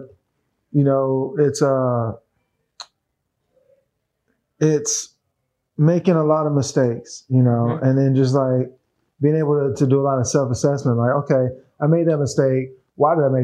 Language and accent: English; Memphis, Tennessee, United States; now in California, United States; I'm from Memphis. M-Town